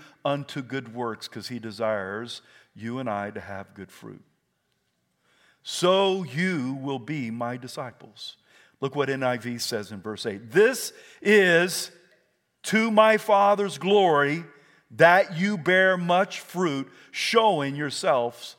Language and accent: English; South Carolina, United States; I was raised in South Carolina